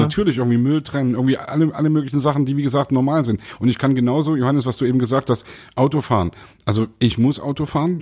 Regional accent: the East, eastern Germany, Germany; ich, der aus dem Osten kommt

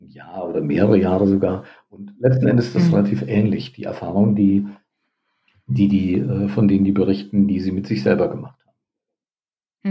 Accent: Northern Hesse, Germany; Nordhessen, wo ich aufgewachsen bin

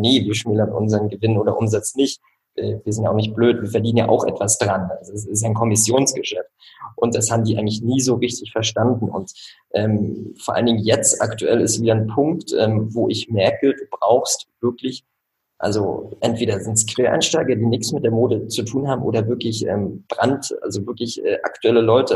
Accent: Switzerland; moved away as an adult; now in Rostock, Germany; ich bin tatsächlich in der Schweiz aufgewachsen

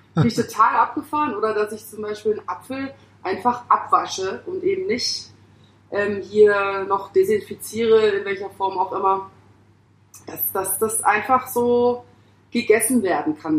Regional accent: Pforzheim, Baden-Württemberg, Germany; moved away as an adult; also born or lived in Hamburg; now in Mumbai, India; meiner Geburtsstadt Pforzheim

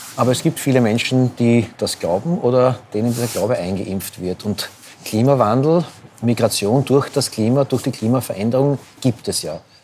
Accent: Austria; als Österreicher

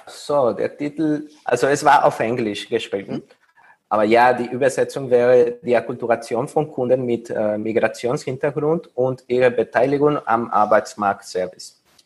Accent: Mexico; German is a second language; moved away as an adult; also born or lived in Paris; now in Vienna, Austria; ich komme aus Mexiko und äh, dort habe ich meinen Bachelor

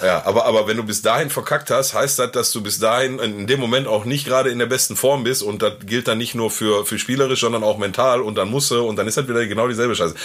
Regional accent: Gelsenkirchen, North Rhine-Westphalia, Germany; bei uns in Gelsenkirchen

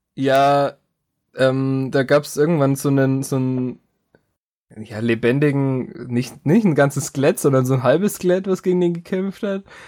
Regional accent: Germany; als Deutscher

